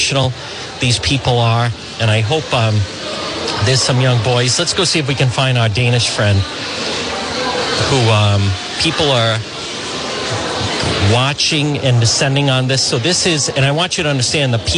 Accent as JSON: {"language": "English", "region": "Rhode Island", "country": "United States", "said": "I'm from Rhode Island"}